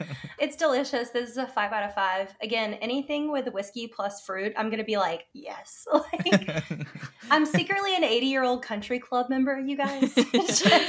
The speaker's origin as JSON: {"language": "English", "region": "Alabama", "country": "United States", "moved": "yes", "lives_now": "Georgia, United States", "said": "I'm in Georgia. I'm from Alabama."}